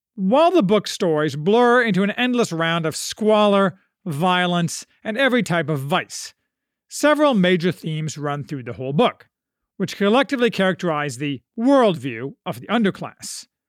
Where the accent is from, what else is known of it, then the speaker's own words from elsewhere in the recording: United States; as an American